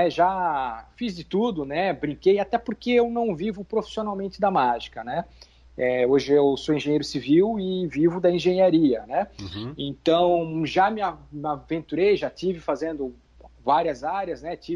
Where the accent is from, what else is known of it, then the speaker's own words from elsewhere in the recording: Itajaí, Santa Catarina, Brazil; que eu sou de Itajaí, Santa Catarina.